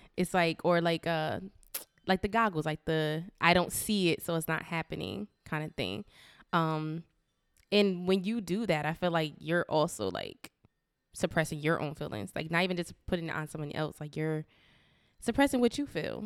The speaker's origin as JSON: {"language": "English", "town": "Paterson", "region": "New Jersey", "country": "United States", "tie": "born or raised there", "said": "in my hometown of Patterson"}